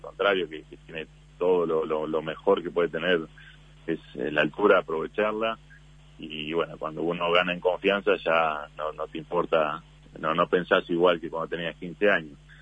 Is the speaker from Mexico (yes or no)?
no; Uruguay